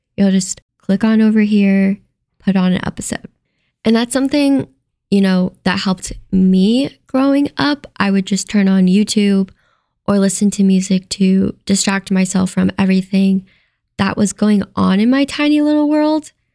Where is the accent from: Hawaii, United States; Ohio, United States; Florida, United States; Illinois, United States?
Ohio, United States; moved away as an adult; now in Las Vegas, United States; I'm originally from Ohio, and I actually packed up and moved to Las Vegas on a whim, all by myself